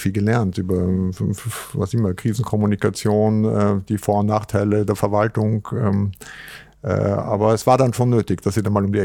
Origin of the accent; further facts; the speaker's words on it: Vienna, Austria; In Wien haben wir das Riesenrad und der Stephansdom und so